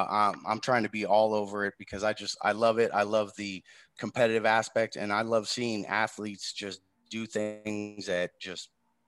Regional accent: Bay Area, California, United States; born and raised in the Bay Area my entire life.

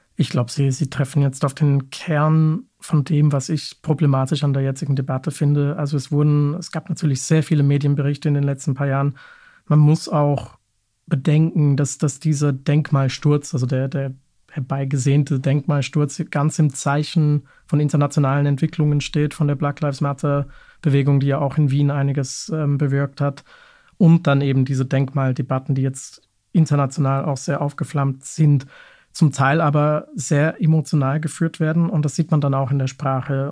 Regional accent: Munich, Bavaria, Germany; moved away; Ich stamme zum Beispiel ursprünglich aus München

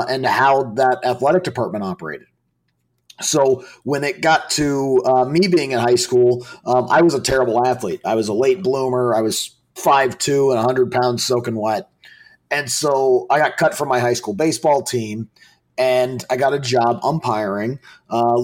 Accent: Colorado Springs, Colorado, United States; I grew up in Colorado Springs

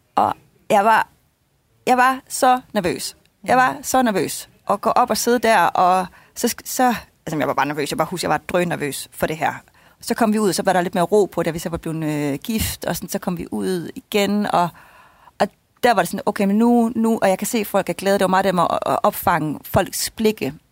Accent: Jutland, Denmark; moved away; hjemme i Jylland bagefter øh, ved mine forældre

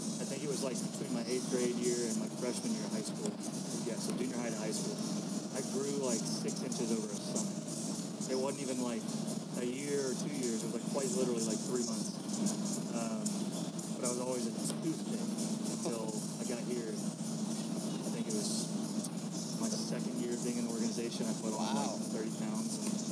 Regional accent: Fort Worth, Texas, United States; Fort Worth.

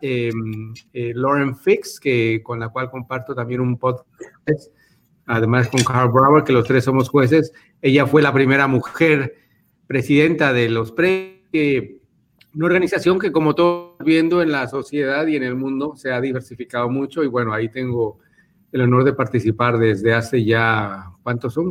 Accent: Spain; yo nací en España

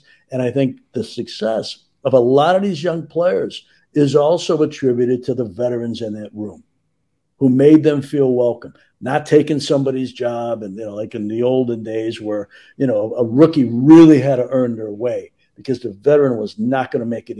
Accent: Chicago, Illinois, United States; I'm from Chicago

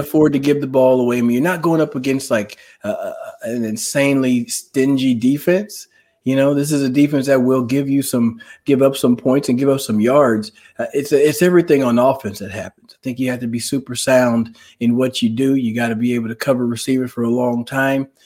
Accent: Dallas, Texas, United States; moved away; also born or lived in Washington; growing up in Dallas

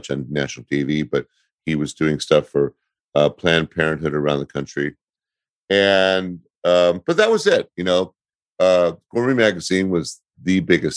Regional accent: Berkeley, California, United States; I'm from Berkeley

